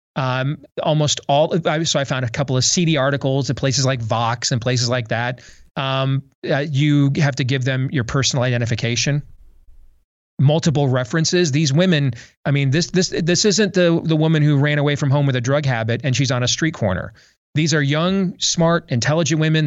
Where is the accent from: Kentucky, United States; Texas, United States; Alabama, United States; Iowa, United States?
Iowa, United States; my home state of Iowa